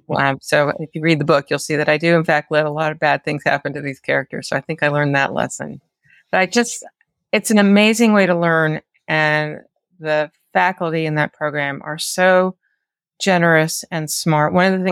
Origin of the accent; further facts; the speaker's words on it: North Carolina, United States; which happens to be up in the mountains of North Carolina where I grew up. But I mean, I grew up in the Piedmont, North Carolina